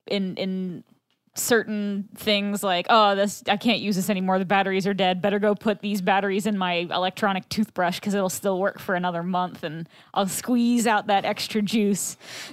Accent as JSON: {"language": "English", "town": "Columbus", "region": "Ohio", "country": "United States", "tie": "born or raised there", "said": "I'm from like in Columbus."}